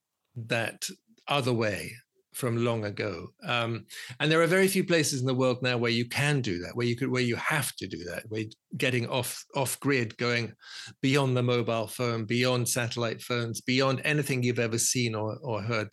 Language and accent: English; London, United Kingdom; I was born in London. I'm a Londoner.